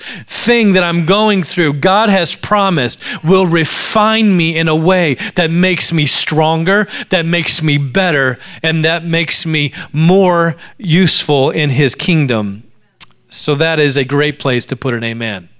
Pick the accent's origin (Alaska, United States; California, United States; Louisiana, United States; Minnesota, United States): Alaska, United States; My brother and I grew up in Alaska, a very beautiful place to grow up